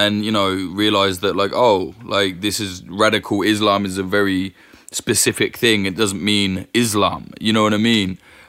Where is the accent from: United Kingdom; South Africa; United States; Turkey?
United Kingdom; As a Brit, I don't even know how to explain why, but it just is.